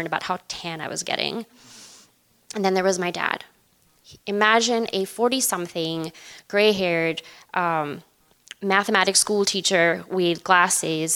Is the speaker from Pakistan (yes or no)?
yes; Pakistan; moved away; I grew up in Pakistan